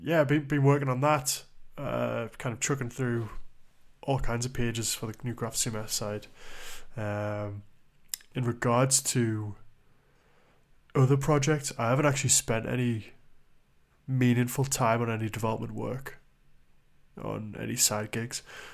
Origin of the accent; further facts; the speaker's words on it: Newcastle upon Tyne, North East England, United Kingdom; Secondly, we are both from the Newcastle upon Tyne area. We are Geordie boys.